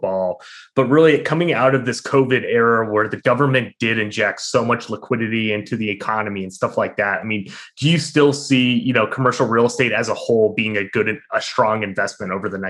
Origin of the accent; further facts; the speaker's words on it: Albany, New York, United States; I'm from Albany